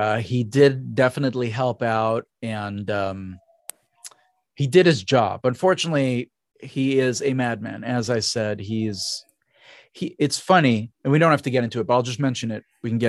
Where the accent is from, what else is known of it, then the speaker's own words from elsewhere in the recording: Israel; I'm from Israel. There were right. a lot of street cats there.